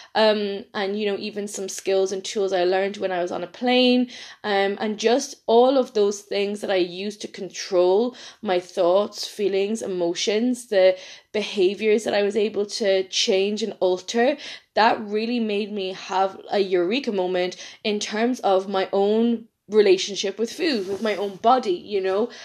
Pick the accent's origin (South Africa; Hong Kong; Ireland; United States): Ireland; accent: Irish; I'm from Ireland